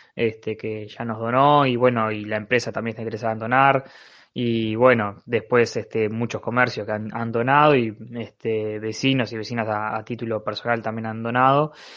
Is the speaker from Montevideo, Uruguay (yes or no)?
yes; Montevideo, Uruguay; soy vecino de Pajas Blancas